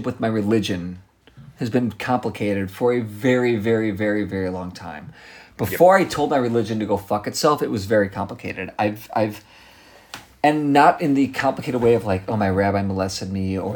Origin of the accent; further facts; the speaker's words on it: United States; an American Jew at 7 years old